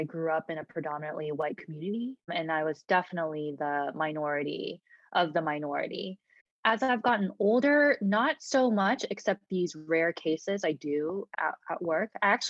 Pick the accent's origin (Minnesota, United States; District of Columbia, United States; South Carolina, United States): District of Columbia, United States; Washington; also born or lived in South Korea; I was born in South Korea, but I immigrated to the Washington, D.C. area when I was 8 and have been here since. So really from Korea and then also D.C.